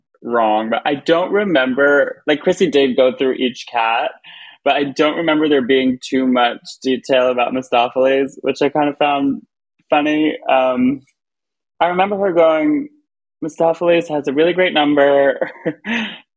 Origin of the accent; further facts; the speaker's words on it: Long Island, New York, United States; I'm from Long Island